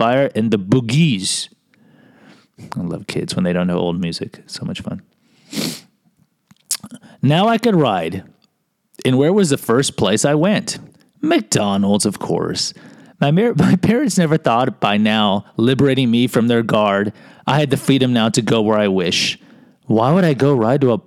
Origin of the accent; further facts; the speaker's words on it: Mexico; I can say my people because I'm from Mexico